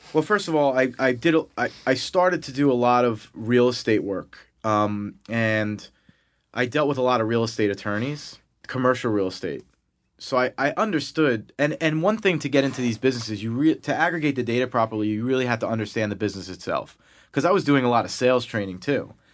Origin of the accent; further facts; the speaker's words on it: Massapequa, New York, United States; accent: Long Island; I grew up in Long Island, you know, in New York, um, hence my Long Island accent that will come out